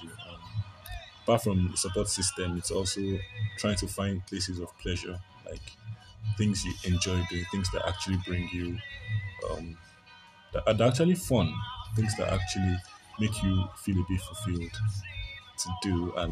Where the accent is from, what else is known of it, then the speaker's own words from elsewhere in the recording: Nigeria; being a Nigerian, the typical growing up in a Nigerian house, I mean, so a lot of us had nothing.